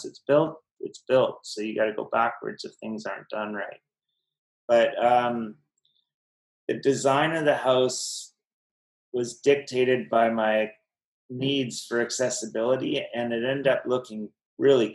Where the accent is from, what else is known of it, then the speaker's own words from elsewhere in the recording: Kamloops, British Columbia, Canada; I'm from Kamloops and was on the football team, and I had quite a reputation in that town